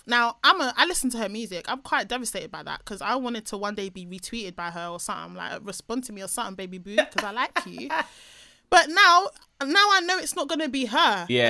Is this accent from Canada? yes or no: no; Nigeria; even though I'm Nigerian through and through and through. There's no point in me taking an ancestry test. It's just going to say 100% Nigerian, 100%.